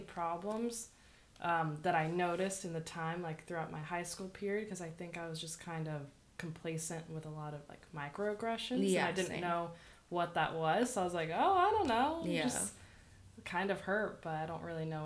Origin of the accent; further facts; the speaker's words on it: Downey, California, United States; I grew up in Downey, so it's definitely more of a melting pot there